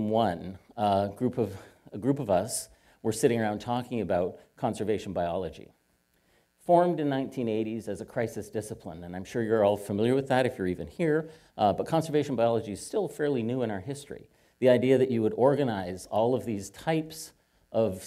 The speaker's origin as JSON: {"language": "English", "town": "Hamilton", "region": "Ontario", "country": "Canada", "tie": "born or raised there", "said": "I am Canadian. I was born just south of the California border, officially. In a place called Hamilton, Ontario"}